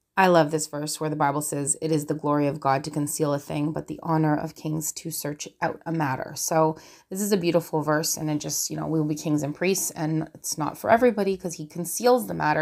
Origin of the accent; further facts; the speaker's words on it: Canada; I'm Canadian